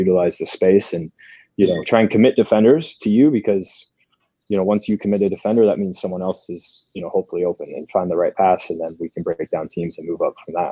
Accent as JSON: {"language": "English", "country": "United States", "tie": "born or raised there", "also_born_or_lived": "Sweden", "said": "growing up in the States as a young player"}